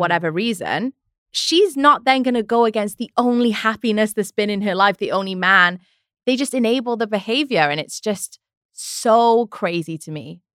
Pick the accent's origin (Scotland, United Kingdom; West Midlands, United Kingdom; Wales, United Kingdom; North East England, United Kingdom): Wales, United Kingdom; moved away as an adult; now in United States; I'm from Wales. I moved when I was twenty-one, two thousand eleven